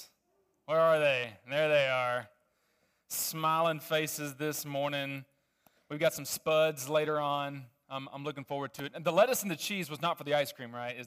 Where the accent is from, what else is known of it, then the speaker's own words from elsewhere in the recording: Little Rock, Arkansas, United States; I grew up in Little Rock, Arkansas